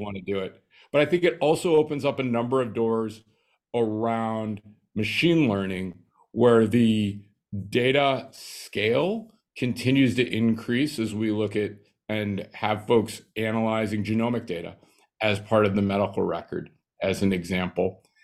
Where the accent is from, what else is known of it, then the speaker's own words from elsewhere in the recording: Nebraska, United States; I grew up in Nebraska, small little town outside of Lincoln of five thousand people.